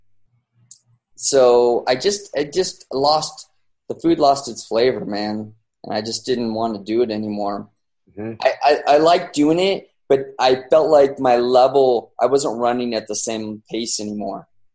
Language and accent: English; San Bernardino, California, United States; I'm a dude from San Bernardino who was a police officer